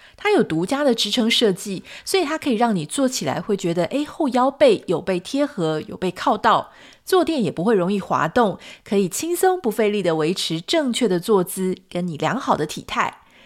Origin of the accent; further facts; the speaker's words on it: Taiwan; moved away as an adult; now in United States; 我们是自己台湾土生土长